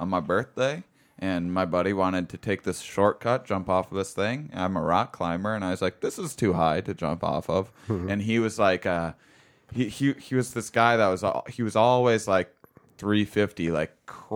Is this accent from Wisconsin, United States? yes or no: yes; Wisconsin, United States; I'm from Wisconsin